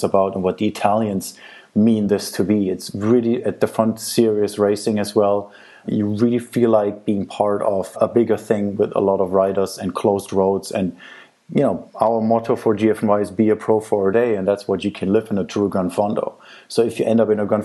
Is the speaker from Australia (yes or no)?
no; Germany; now in Italy; I grew up in Germany